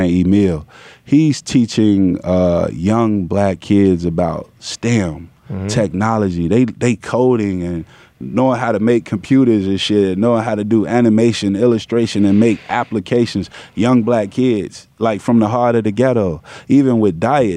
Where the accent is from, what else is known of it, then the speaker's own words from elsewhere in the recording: Chicago, Illinois, United States; moved away; also born or lived in California / Atlanta; I'm from Chicago